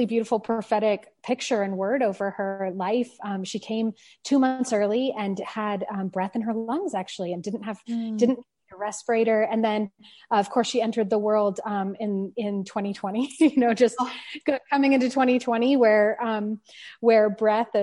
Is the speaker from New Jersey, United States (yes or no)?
no; San Francisco Bay Area, California, United States; moved away; also born or lived in Paris; I grew up in the San Francisco Bay Area